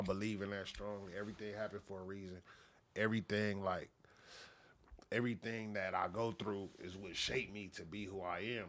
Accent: Los Angeles, California, United States; also born or lived in Inglewood; I'm born and raised

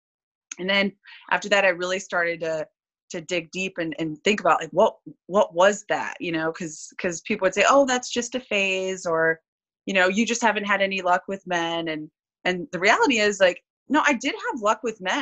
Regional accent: Midwest, United States; moved away as an adult; I grew up in the Midwest

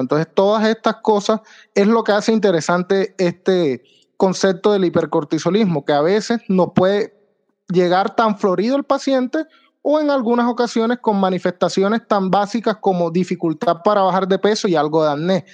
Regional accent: San Juan Nepomuceno, Bolívar, Colombia; moved away as an adult; also born or lived in Santa Marta / Santander / Cartagena / Sincelejo; now in Medellín, Colombia; Yo soy de San Juan Nepomuceno Bolívar

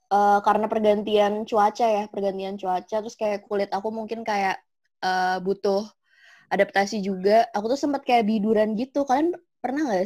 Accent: Semarang, Central Java, Indonesia; now in Malang, Indonesia; aku kan aku kan dari Semarang ya.

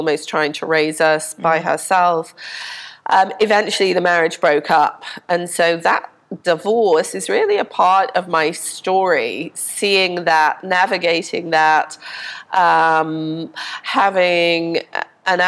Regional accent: Liverpool, North West England, United Kingdom; also born or lived in Denmark; now in Pensacola, United States; we went back to Liverpool, which is what I consider to be my hometown, where I grew up.

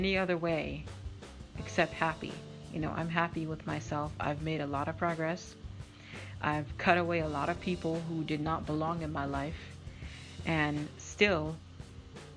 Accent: Massachusetts, United States; I'm from Massachusetts or New England. We're very, very strong with our words.

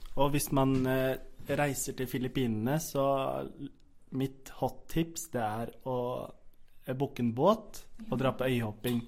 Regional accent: Fredrikstad, Østfold, Norway; moved away as an adult; now in Oslo, Norway; jeg er ikke fra Oslo. Jeg er fra Fredrikstad

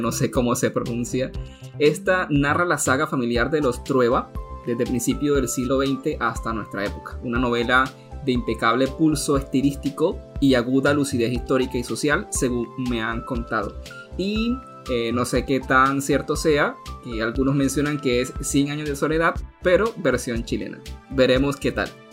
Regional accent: Colombia; acá en mi país, en la ciudad de Bogotá

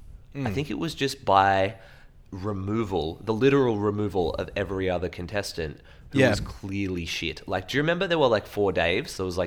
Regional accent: Ballina, New South Wales, Australia; now in Victoria, Australia; I'm from Ballina.

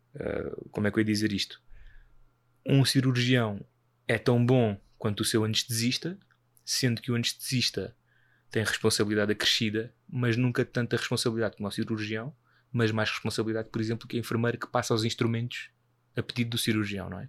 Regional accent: Portugal

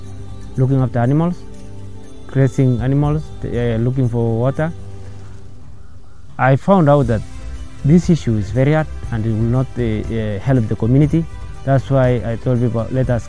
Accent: Kases, West Pokot County, Kenya; I was born in Kases village and in Kiwawa location, North Pokot district, West Pokot County. So I was raised in Kases

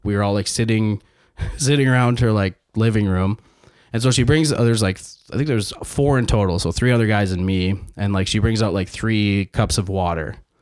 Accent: Saskatchewan, Canada; I was born here.

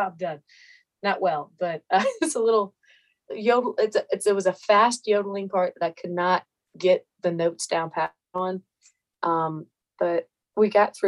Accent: Meridian, Mississippi, United States; born or raised there

